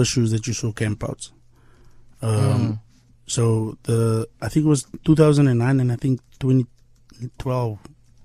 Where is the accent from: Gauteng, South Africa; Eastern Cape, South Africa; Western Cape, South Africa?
Western Cape, South Africa; Cape Town; I'm still there. I haven't left the hood. I'm still in the hood